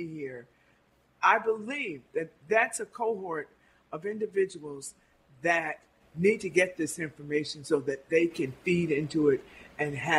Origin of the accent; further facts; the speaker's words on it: Albany, New York, United States; I grew up on Phillips Street